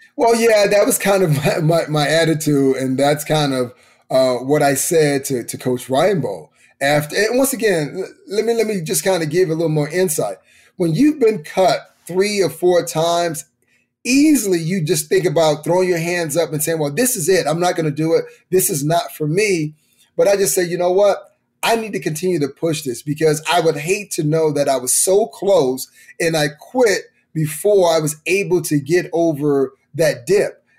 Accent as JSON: {"language": "English", "town": "Miami", "region": "Florida", "country": "United States", "tie": "born or raised there", "moved": "yes", "said": "I knew I grew up in Miami. I knew that I grew up in the inner city"}